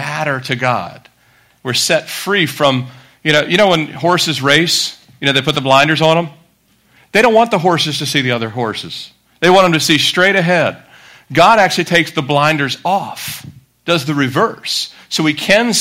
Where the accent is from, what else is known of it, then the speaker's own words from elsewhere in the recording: Annapolis, Maryland, United States; I grew up in Annapolis, Maryland